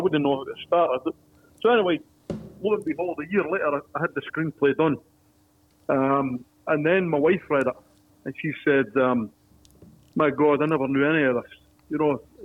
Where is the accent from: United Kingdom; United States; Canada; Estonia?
United Kingdom; Dundee, Scotland; now in Sydney, Australia; I'm from Dundee